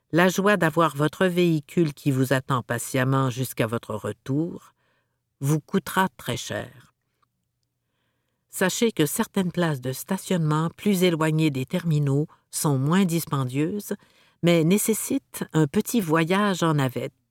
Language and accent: French; Montreal, Quebec, Canada; En tant que Montréalais, je me rends à notre aéroport local en utilisant le bus 747.